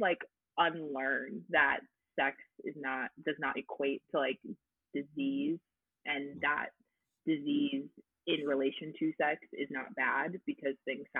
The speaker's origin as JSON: {"language": "English", "region": "Texas", "country": "United States", "said": "I'm technically from Texas."}